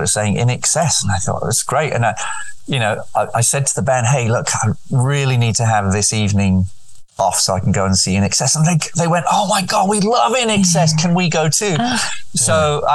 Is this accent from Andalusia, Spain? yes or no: yes; Nerja, Andalusia, Spain; moved away; So I grew up right on the Mediterranean, and Sydney to me connected me with a place called Nerja where I grew up